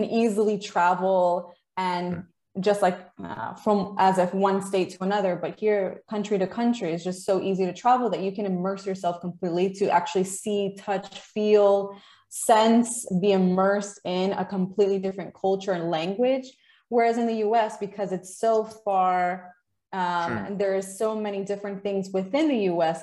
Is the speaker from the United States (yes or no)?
yes; United States; as American